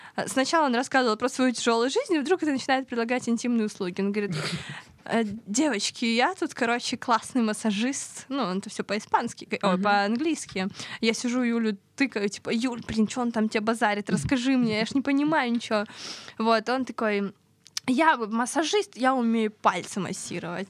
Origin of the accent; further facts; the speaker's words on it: Pyatigorsk, Stavropol Krai, Russia; Я с Кавказа. А, я Северного Кавказа, с города Пятигорск